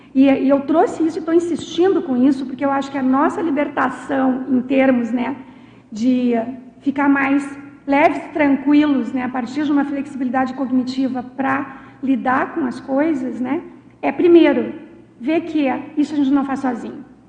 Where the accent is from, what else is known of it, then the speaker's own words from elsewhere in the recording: Rio Grande do Sul, Brazil; eu sou gaúcha